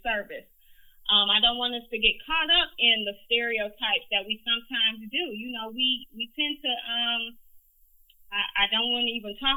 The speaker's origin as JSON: {"language": "English", "town": "Detroit", "region": "Michigan", "country": "United States", "tie": "born or raised there", "said": "I'm a West Sider, Detroit. I grew up West McNichols in Greenfield"}